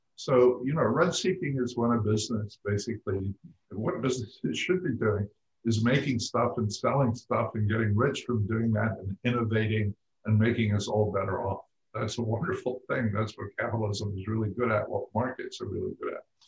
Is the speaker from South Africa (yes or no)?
no; Scotland, United Kingdom; moved away; I grew up in Scotland